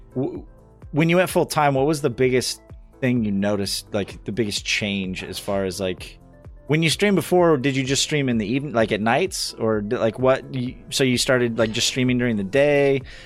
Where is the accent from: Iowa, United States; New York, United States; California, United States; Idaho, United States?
Idaho, United States; I'm from Idaho.